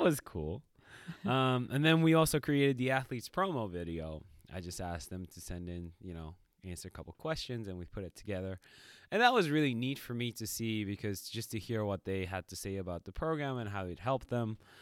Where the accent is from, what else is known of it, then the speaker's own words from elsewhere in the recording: Japan; moved away; when you're growing up in Japan in the school system, there's a cleaning p-, period.